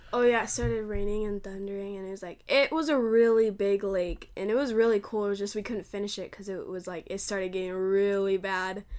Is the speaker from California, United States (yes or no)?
yes; California, United States; I'm from Cali, California.